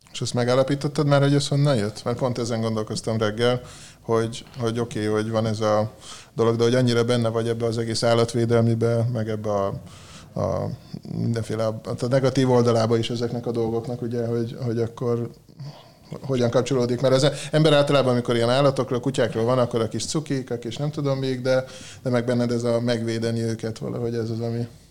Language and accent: Hungarian; Hungary; moved away; én vidéken éltem, ott nőttem föl